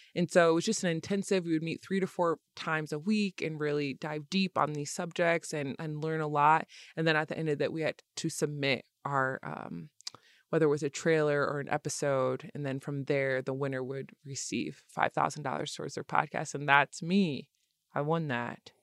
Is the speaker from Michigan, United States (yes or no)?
yes; Lansing, Michigan, United States; I'm from Lansing, Michigan.